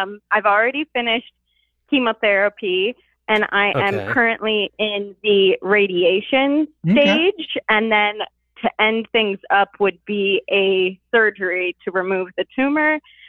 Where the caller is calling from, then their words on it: Chicago, Illinois, United States; I'm 27, and I am calling from the Chicagoland area.